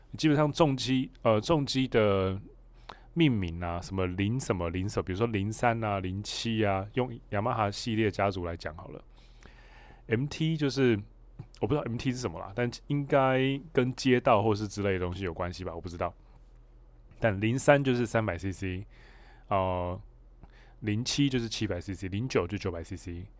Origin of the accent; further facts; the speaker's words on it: Hualien, Hualien County, Taiwan; now in Taipei, Taiwan; 因为我老家在花莲，所以我蛮常，我现在住台北，我蛮常会台北花莲，就是往返的